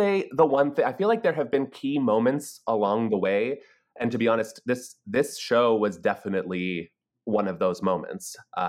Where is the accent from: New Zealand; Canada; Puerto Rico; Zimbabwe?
Canada; Toronto, Ontario; moved away as an adult; now in New York, United States; I grew up in Toronto, okay. Canada. I am Canadian.